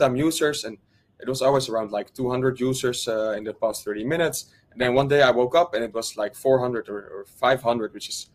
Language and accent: English; Netherlands; I'm from the Netherlands.